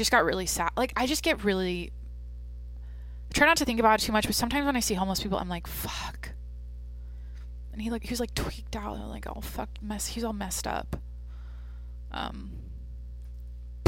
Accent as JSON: {"language": "English", "region": "Washington", "country": "United States", "tie": "born or raised there", "moved": "yes", "said": "back in Washington, in my hometown"}